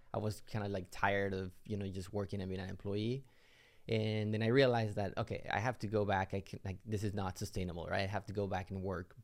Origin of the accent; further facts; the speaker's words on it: Mexico; moved away as an adult; now in United States; I'm originally from Mexico, came into the U S